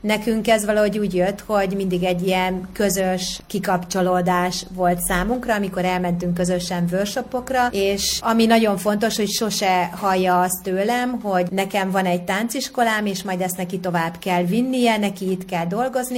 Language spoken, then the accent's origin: Hungarian; Ajka, Veszprém County, Hungary; Én egyébként Ajkán születtem